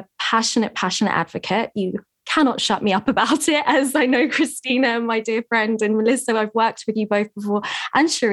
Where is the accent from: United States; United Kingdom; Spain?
United Kingdom; England; I'm here in England, which is where I'm from, as you can hear by my accent.